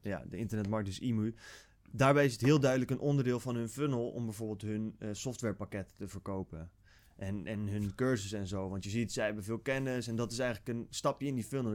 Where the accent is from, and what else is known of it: Netherlands